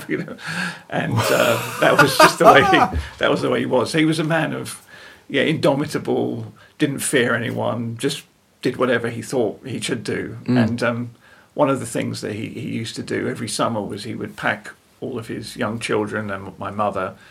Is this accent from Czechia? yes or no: no; Hertfordshire, East of England, United Kingdom; moved away as an adult; also born or lived in Switzerland / France / United States; now in Kent, United Kingdom; I was born in Hertfordshire